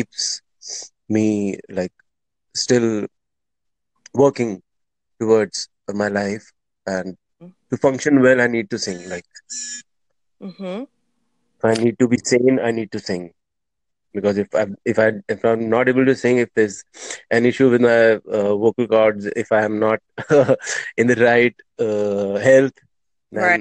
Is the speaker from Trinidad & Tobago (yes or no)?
no; India; first language Hindi; English is a second language; I am from India